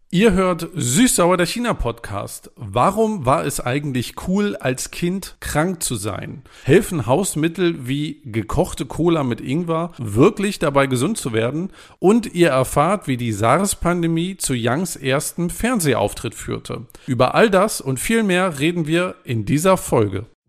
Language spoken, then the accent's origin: German; East Germany, Germany; ich bin ja in der DDR groß geworden